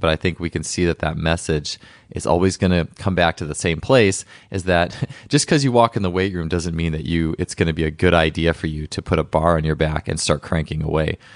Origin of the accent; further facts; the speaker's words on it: Wisconsin, United States; my home state